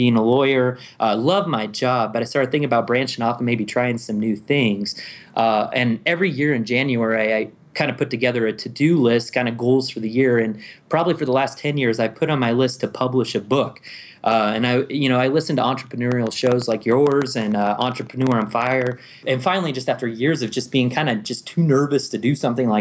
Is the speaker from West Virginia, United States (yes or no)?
no; Omaha, Nebraska, United States; moved away as an adult; also born or lived in Fort Worth, Texas / Colorado Springs, Colorado; I was born and raised in Nebraska. Most of my family comes from small towns you probably never heard of, but I grew up in Omaha.